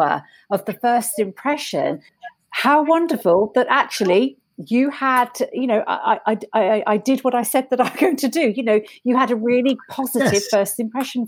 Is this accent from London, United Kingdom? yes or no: no; Isle of Wight, South East England, United Kingdom; a little girl growing up on the Isle of Wight